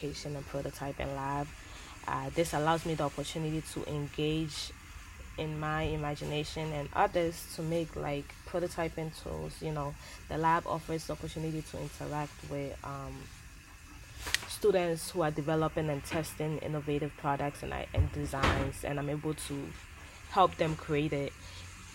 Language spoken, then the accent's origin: English; Ghana; moved away; I was born and raised in Ghana